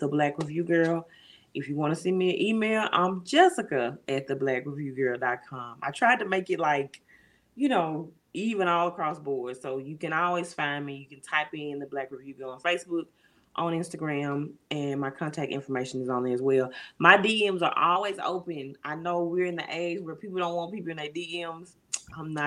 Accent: Jackson, Mississippi, United States; now in Clinton, United States; I was born and raised in Jackson.

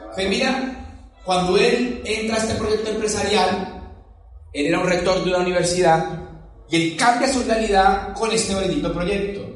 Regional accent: Palmira, Valle del Cauca, Colombia; Yo soy de Palmira Valle, una ciudad pequeña también de 300.000 habitantes

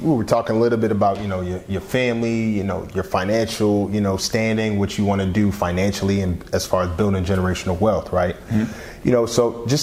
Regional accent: Philadelphia, Pennsylvania, United States; I'm from Southwest Philly. So 47th and Upland

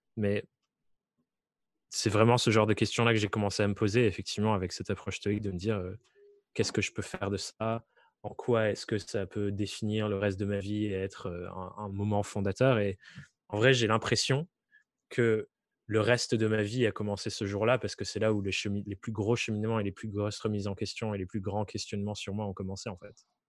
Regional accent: Dordogne, Nouvelle-Aquitaine, France; moved away; je viens du fin fond de la Dordogne où rien ne m'était promis

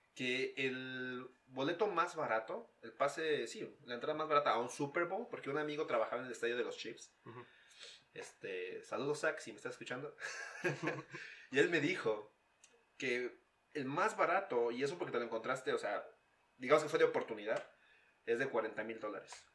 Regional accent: Pachuca, Hidalgo, Mexico; now in Utah, United States; de mi ciudad natal, Pachuca

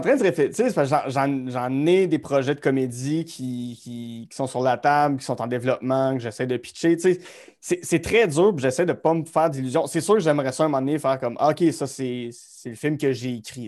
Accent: Gatineau, Quebec, Canada; je suis Gatineau Hall, born and raised bébé de 1989 dans un, dans un beau quartier qui s'appelle Wrightville

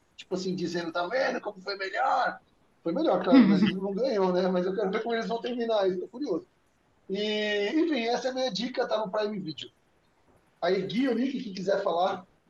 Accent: São Paulo, Brazil; moved away as an adult; now in Fortaleza, Brazil; minha raiz é lá em São Paulo

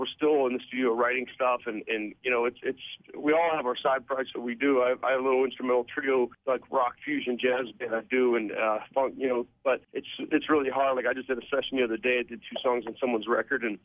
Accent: Pittsburgh, Pennsylvania, United States; I'm from Pittsburgh

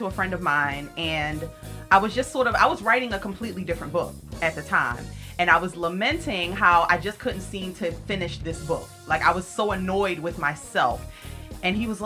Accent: Baltimore, Maryland, United States; now in Philadelphia, United States; I grew up in Baltimore, Maryland. So that's where I'm originally from, B. Moore

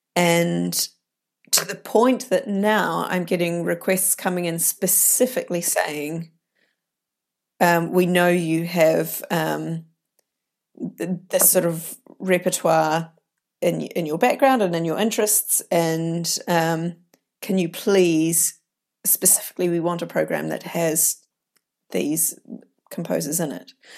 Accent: New Zealand; moved away; I grew up in New Zealand

